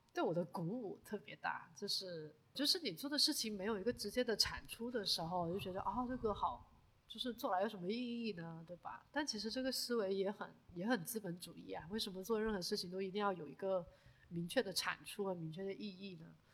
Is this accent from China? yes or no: yes; China; 我们中国人